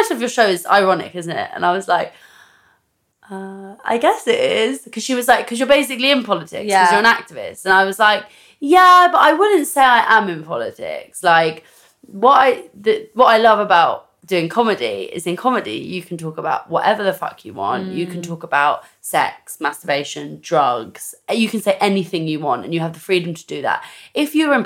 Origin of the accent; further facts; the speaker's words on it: London, United Kingdom; I grew up in northwest London, went to the local comprehensive school